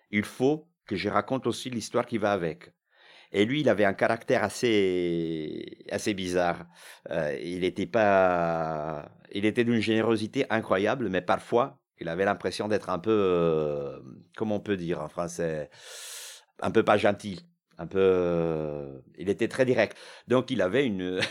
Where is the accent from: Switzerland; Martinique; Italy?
Italy; Milan, Lombardy; born or raised there; French is a second language; now in France